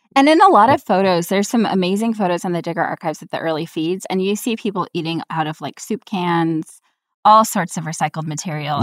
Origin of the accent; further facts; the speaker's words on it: New York, United States; I grew up in New York where there, the Protestant population is not huge